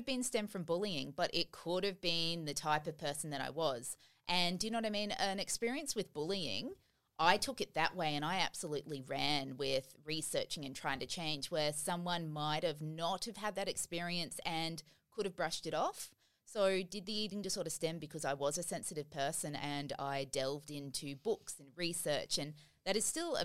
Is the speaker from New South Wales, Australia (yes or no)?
no; Brisbane, Queensland, Australia; I obviously was a girl growing up in Brisbane